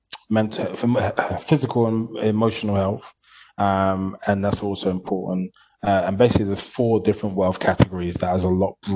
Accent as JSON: {"language": "English", "region": "London", "country": "United Kingdom", "tie": "born or raised there", "said": "I grew up in East London, Hackney."}